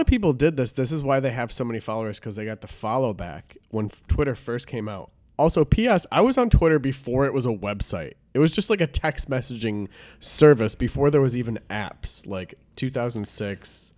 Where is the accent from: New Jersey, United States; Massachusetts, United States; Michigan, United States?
Michigan, United States; Detroit area; I grew up in Detroit area. It wasn't, like, in the city proper